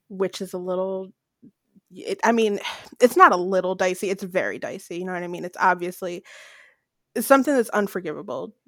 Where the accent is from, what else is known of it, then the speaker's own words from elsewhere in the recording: Paulsboro, New Jersey, United States; in my hometown